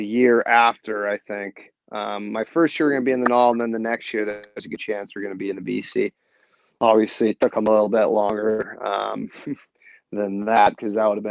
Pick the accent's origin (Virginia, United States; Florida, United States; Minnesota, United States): Minnesota, United States; I'm from the United States and Minnesota specifically